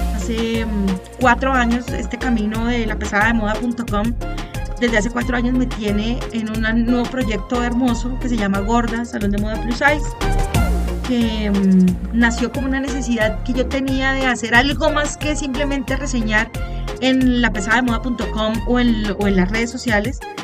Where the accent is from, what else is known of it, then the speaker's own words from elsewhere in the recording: Colombia; Soy colombiana, vivo en Bogotá